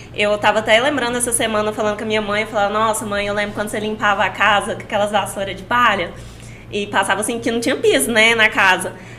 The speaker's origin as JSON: {"language": "Portuguese", "town": "Caldas Novas", "region": "Goiás", "country": "Brazil", "tie": "born or raised there", "said": "Minha mãe é do Paraná e meu pai é goiano. Aí eu nasci aqui."}